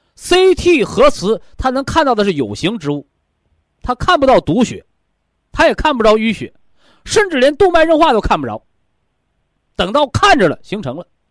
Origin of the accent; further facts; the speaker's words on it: China; 我们都是中国人